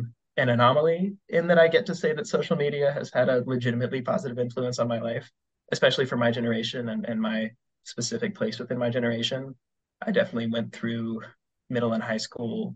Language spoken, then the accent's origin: English; Western Virginia, United States; moved away as an adult; also born or lived in Ohio; now in Oberlin, United States; I'm currently a student at Oberlin College in Ohio, but I'm from Western Virginia.